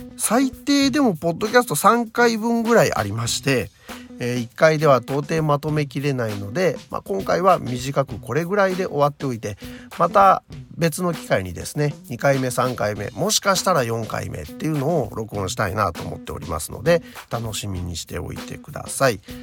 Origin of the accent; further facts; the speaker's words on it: Nagoya, Aichi, Japan; 地元私の地元名古屋